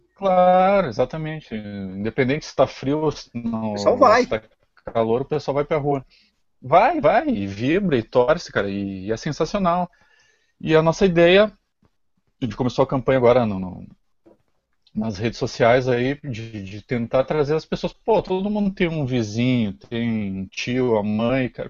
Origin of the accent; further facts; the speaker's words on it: Lajeado, Rio Grande do Sul, Brazil; also born or lived in Porto Alegre; eu sou de Lajado